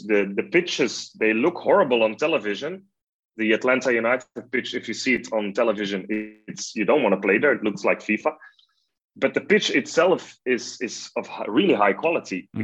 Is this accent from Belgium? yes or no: yes; Belgium; i'm just a belgian journalist